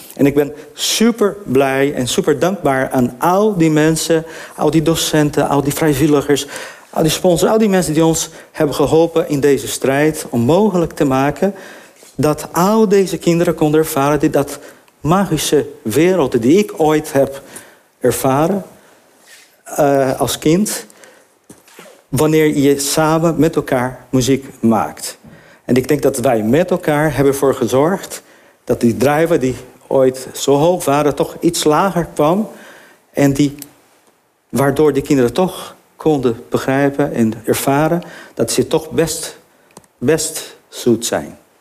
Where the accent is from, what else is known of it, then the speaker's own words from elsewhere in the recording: Brazil; now in Netherlands; ik ben Braziliaan